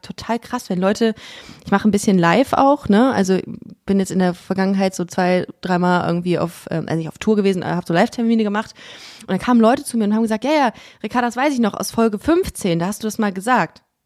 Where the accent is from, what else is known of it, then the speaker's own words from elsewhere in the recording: Düsseldorf, North Rhine-Westphalia, Germany; moved away as an adult; now in Cologne, Germany; aus Düsseldorf und ähm, hab aber, bin jetzt nach Köln gezogen vor sechs Jahren